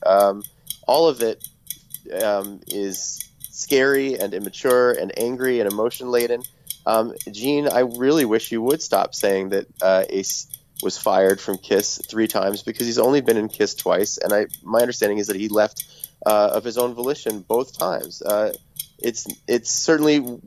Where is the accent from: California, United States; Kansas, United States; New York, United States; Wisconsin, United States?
New York, United States; growing up in New York and listening to 1010 Winds